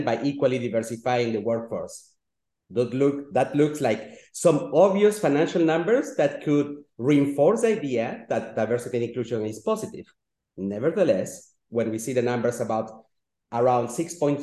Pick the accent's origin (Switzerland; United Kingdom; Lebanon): Switzerland; also born or lived in Latin America; I was born in Latin America, and thanks to the efforts of a little lady, my mother, I could end up in Switzerland, and I grew up in Europe